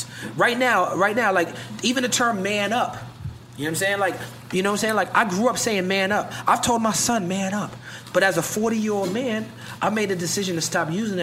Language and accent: English; New York, United States; you and me speak a certain language because we're from New York